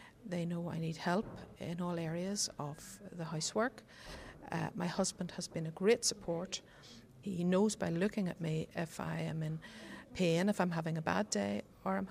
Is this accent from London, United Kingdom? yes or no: no; Belfast, Northern Ireland, United Kingdom; from Belfast